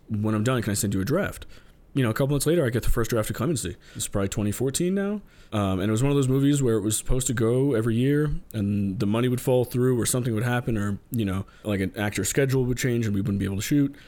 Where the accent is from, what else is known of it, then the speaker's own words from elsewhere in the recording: New York, United States; I'm born and raised in New York.